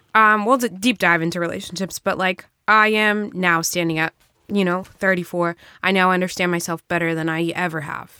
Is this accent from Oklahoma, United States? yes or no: no; Brockton, Massachusetts, United States; also born or lived in New Bedford, Massachusetts / Salem, Massachusetts; I grew up in Brockton